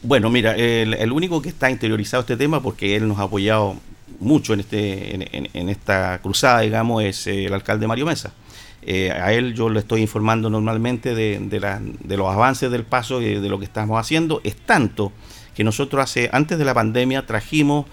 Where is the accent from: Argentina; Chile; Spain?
Chile; Linares, Maule; nosotros los linarenses